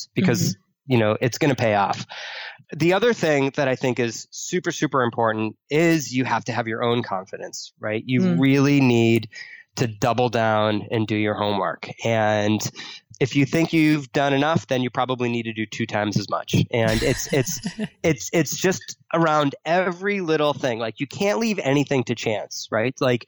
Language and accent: English; Boston, Massachusetts, United States; I grew up in Boston